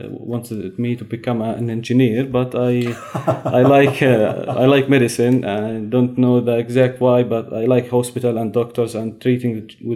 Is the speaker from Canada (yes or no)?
no; Hebron, West Bank, Palestine; also born or lived in Jerusalem / Yemen; I was born in Jerusalem, and I grew up in Hebron. Finished my high grade school, and I went to Yemen. I studied general medicine there, and after that I back here to Palestine. I did my internship in Hebron